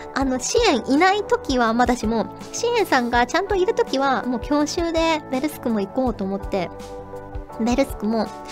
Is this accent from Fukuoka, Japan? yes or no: yes; Kyushu, Fukuoka, Japan; 生まれも育ちも九州福岡